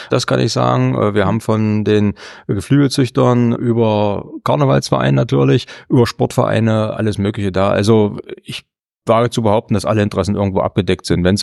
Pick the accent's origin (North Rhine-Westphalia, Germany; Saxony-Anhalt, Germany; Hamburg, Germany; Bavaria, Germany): Saxony-Anhalt, Germany; Meilendorf; Aber zum Beispiel ja, Meilendorf, da wo ich herkomme, wir haben noch zwei Ortsteile, das ist Zemichgau und Kürnitz und so ist das aufgegliedert.